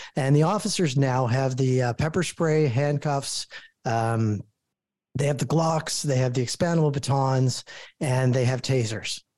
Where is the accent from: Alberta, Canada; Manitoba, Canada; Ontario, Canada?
Ontario, Canada; Toronto; I'm born and raised in Toronto